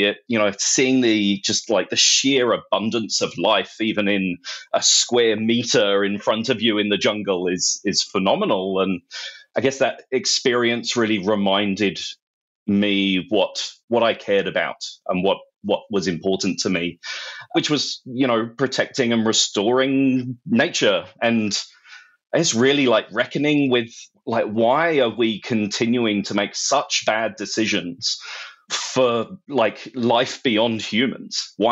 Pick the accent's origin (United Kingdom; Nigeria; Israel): United Kingdom; London; moved away as an adult; now in Australia; I grew up in London